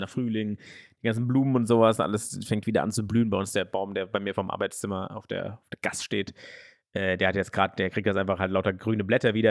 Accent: Frankfurt, Hesse, Germany; in Schwanheim, da wo ich aufgewachsen bin

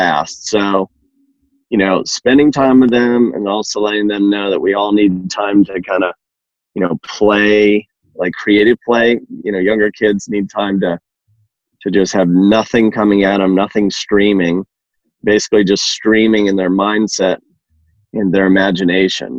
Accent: New England, Massachusetts, United States; moved away as an adult; now in Georgia, United States; I grew up in New England, Massachusetts

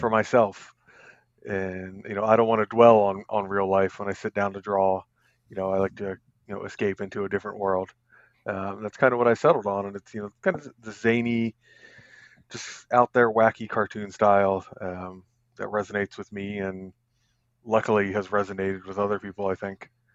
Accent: Northern Virginia, United States; also born or lived in Colorado Springs, Colorado / Staunton, Virginia; I'm born and raised in Virginia for the most part. Lived here all my life, except we, uh, took a brief detour to Colorado Springs for about six and a half years.

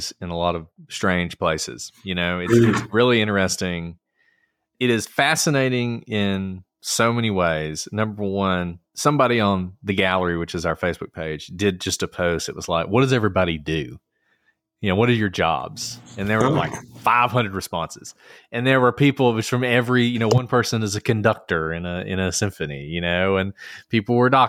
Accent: Alabama, United States; I'm from Alabama. I went to state schools my entire life until I went to Harvard

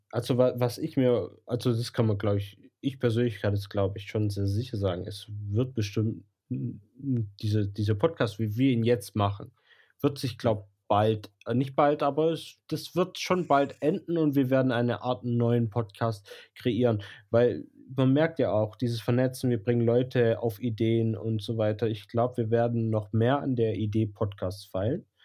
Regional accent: Blochingen, Baden-Württemberg, Germany; accent: Swabian; Schwäbisch, weil ich bin in Bloching aufgewachsen.

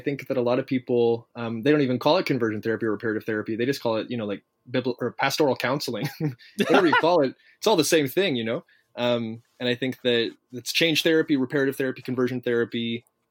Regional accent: Toronto, Ontario, Canada; moved away as an adult; also born or lived in Virginia / Florida; Born and raised in Toronto.

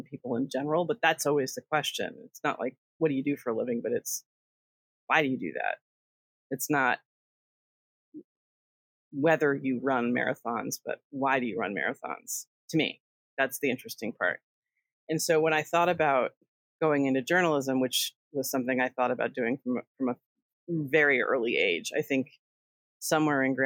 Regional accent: Connecticut, United States; I grew up in Connecticut

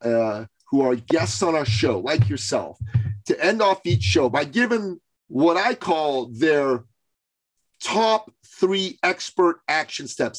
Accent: Iran; moved away; I'm a Christian from Iran. Growing up in Iran, being a Christian

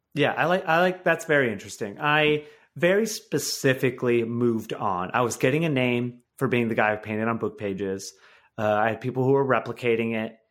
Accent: Michigan, United States; my life now is a complete one eighty from my life, uh, growing up in Michigan

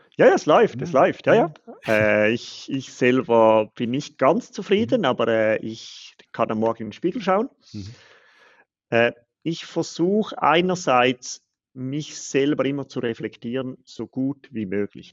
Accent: Switzerland; Als Schweizer

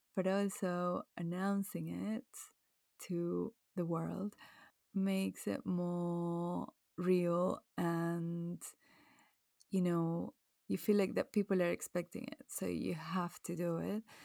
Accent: Venezuela; now in England, United Kingdom; I grew up in Venezuela, blue skies all year round

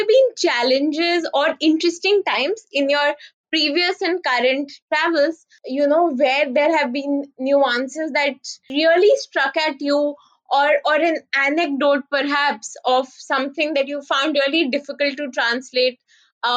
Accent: India

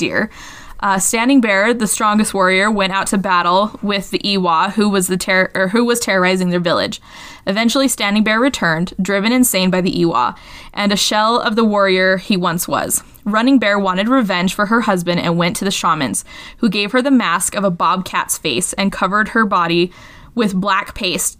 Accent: Cedar City, Utah, United States; I'm from Cedar. I'm from here.

